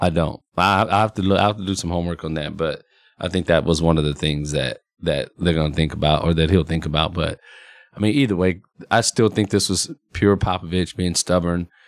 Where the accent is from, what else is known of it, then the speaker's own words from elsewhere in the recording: San Antonio, Texas, United States; that's my hometown